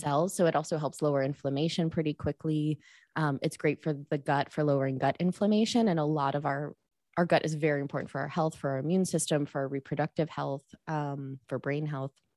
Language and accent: English; Chicago, Illinois, United States; moved away; I was born at home, breastfed till I was four, which was totally a weird thing in the eighties in Chicago.